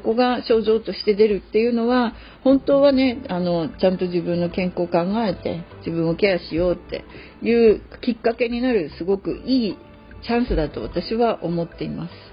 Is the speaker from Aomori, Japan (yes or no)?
yes; Hachinohe, Aomori, Japan; moved away; 青森県八戸市の私の実家に入っております